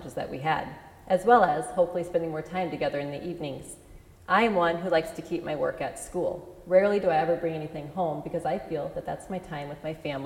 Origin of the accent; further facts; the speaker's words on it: Solon, Iowa, United States; also born or lived in Lisbon, Iowa; I decided to accept a teaching position back in my hometown of Solon, teaching high school art